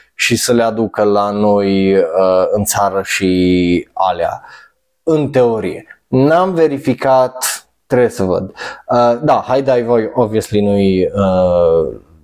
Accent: Romania; noi ca români

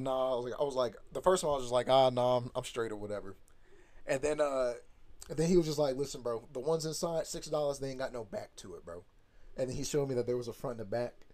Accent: Dublin, Georgia, United States; I'm from Dublin, Georgia. Hell yeah. That's uh small town, country as fuck.

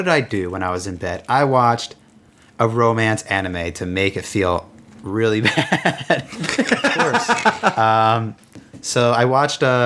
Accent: New Jersey, United States; I'm from New Jersey

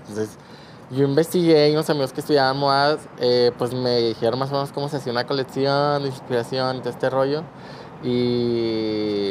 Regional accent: Culiacán, Sinaloa, Mexico; Tengo 25 años, soy de aquí de Culiacán

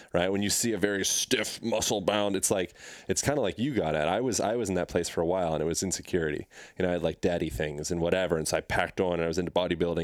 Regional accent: Pennsylvania, United States; moved away; I grew up in Pennsylvania

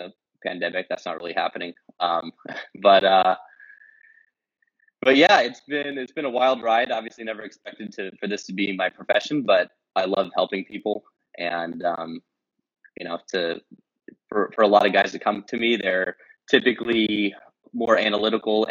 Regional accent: Los Angeles, California, United States; moved away as an adult; also born or lived in Tulum, Mexico; now in Kyiv, Ukraine; I'm a LA guy originally

